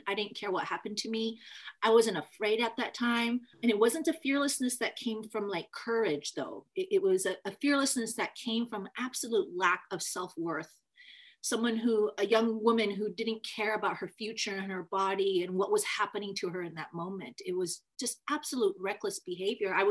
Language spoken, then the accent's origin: English; Federal Way, Washington, United States